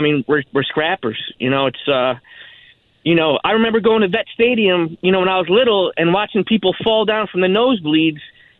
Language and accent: English; Cleveland, Ohio, United States; also born or lived in Hoboken, New Jersey; now in North Jersey, United States; I'm originally from Cleveland, Ohio.